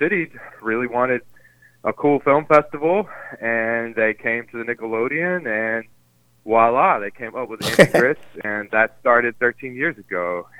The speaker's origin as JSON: {"language": "English", "town": "Clover", "region": "South Carolina", "country": "United States", "tie": "born or raised there", "also_born_or_lived": "Boston, Massachusetts", "said": "I grew up in a small town called Clover, South Carolina. It's upstate, outside, right across the border from Charlotte and Gastonia in North Carolina."}